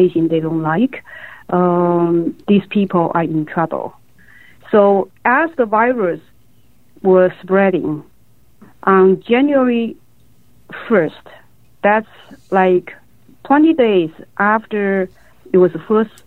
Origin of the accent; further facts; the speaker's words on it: Wuhan, Hubei, China; moved away as an adult; I grew up in Wuhan, but I left Wuhan 30 years ago.